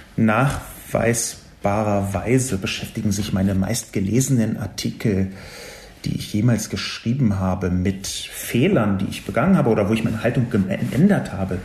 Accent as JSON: {"language": "German", "region": "Berlin", "country": "Germany", "tie": "born or raised there", "said": "ich bin in West-Berlin aufgewachsen, im amerikanischen Sektor"}